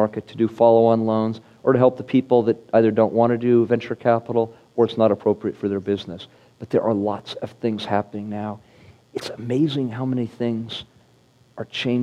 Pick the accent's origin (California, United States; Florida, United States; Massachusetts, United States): California, United States; Silicon Valley; growing up in Silicon Valley